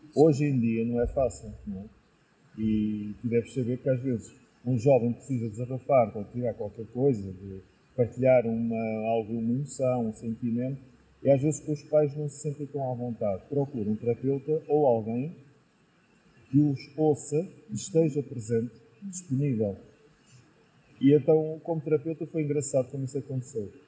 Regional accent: Lisbon, Portugal; moved away as an adult; now in Penafiel, Portugal; eu sou natural de Lisboa, nasci lá em Lisboa

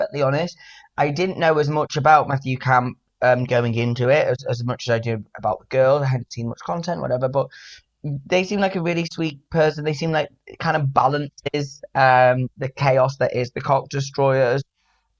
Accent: Manchester, North West England, United Kingdom; now in London, United Kingdom; I am from Manchester

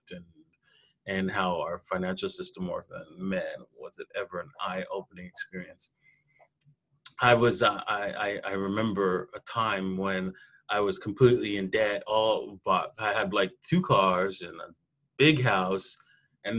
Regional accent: Toronto, Ontario, Canada; I'm from Canada, and I grew up in Toronto

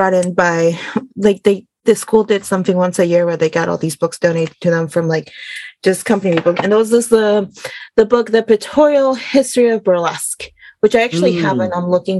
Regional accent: Denver, Colorado, United States; also born or lived in Juárez, Mexico; So I was born in Juarez, Chihuahua, Mexico, to my mama and a very large loving family. Immigrated to the United States in the late 1999s, early 2000s. I went to school in the U.S., Denver, Colorado

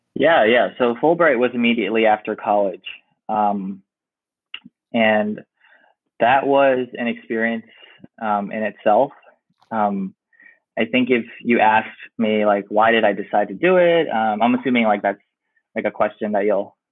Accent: New York City, New York, United States; moved away as an adult; I'm like from New York City

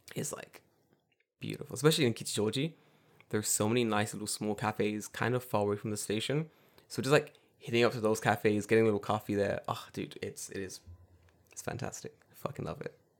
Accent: London, United Kingdom; now in Japan; I'm from London

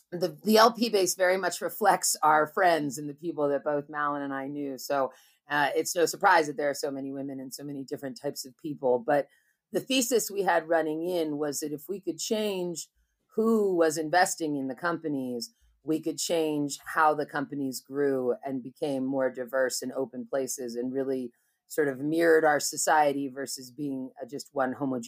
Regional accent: Berkeley, California, United States; And so I grew up in Berkeley, California, and went to college and everything.

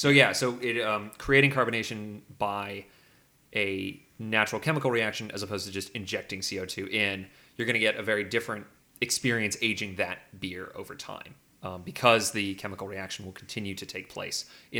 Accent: England, United Kingdom; I am an English student and I study computer science

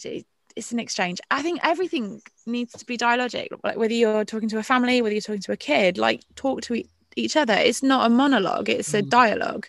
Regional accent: Royal Leamington Spa, West Midlands, United Kingdom; moved away; also born or lived in Barnsley; I'm from Royal Leamington Spa, darlings. It's where I grew up

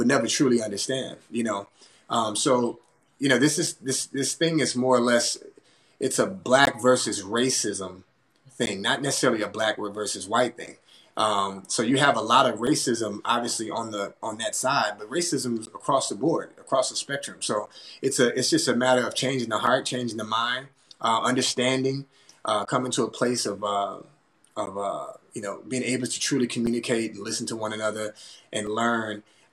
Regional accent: Baton Rouge, Louisiana, United States; here in my hometown.

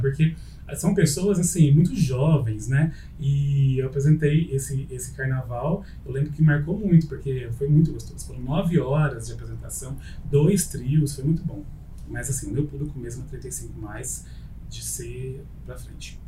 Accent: Ribeirão Preto, São Paulo, Brazil; born or raised there

